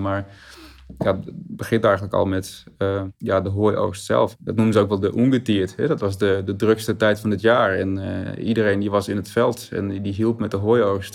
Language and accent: Dutch; Verberts, Friesland, Netherlands; now in Groningen, Netherlands; Ik ben opgegroeid in Verberts